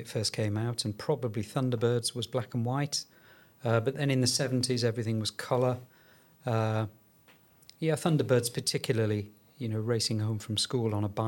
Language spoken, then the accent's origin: English; Yorkshire and the Humber, United Kingdom; I'm from Yorkshire